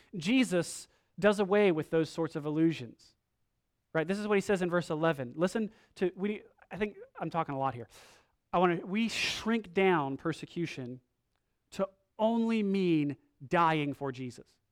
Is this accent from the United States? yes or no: yes; United States; we are from America.